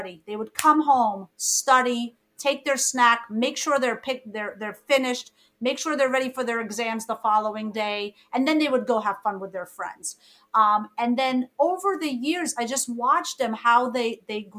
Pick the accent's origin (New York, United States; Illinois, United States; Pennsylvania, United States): New York, United States; New York City; born or raised there; English is a second language; also born or lived in Egypt